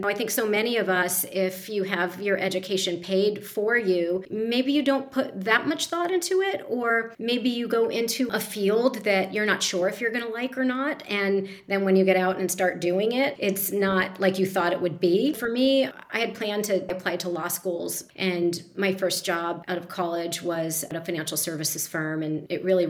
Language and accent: English; East Coast, United States; moved away as an adult; also born or lived in Arizona; I grew up on the East Coast